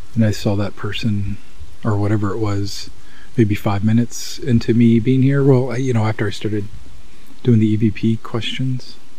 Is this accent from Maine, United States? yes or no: yes; Maine, United States; my home state of Maine